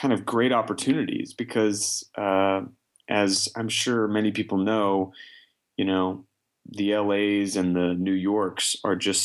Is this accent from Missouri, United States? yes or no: yes; Kansas City, Missouri, United States; moved away as an adult; now in New York, United States; I was in my hometown of Kansas City